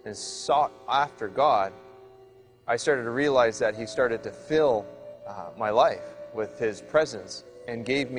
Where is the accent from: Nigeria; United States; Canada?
Canada; British Columbia; I'm from Sliam in British Columbia.